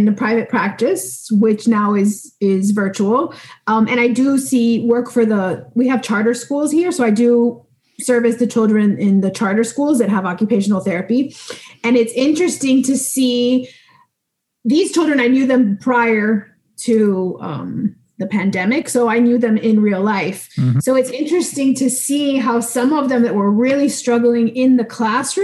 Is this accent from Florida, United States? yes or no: yes; Miami, Florida, United States; I am from Miami, Florida